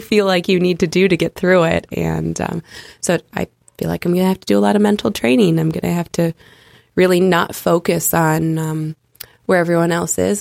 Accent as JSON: {"language": "English", "country": "United States", "said": "I'm from America"}